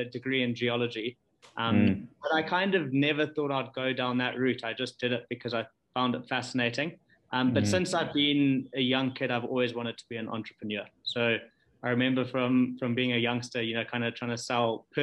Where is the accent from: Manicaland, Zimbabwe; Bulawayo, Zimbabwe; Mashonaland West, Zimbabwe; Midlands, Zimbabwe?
Mashonaland West, Zimbabwe; Chegutu; also born or lived in Harare; I was born in, I grew up in Chagutu.